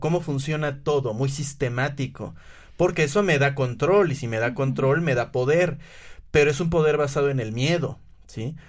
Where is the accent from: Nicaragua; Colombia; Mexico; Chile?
Mexico; Puebla; en que soy hombre, en que soy poblano